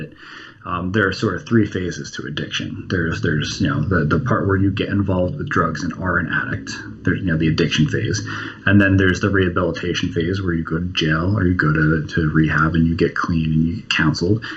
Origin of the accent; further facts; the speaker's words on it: New Jersey, United States; I grew up in New Jersey, directly across the bay from Manhattan.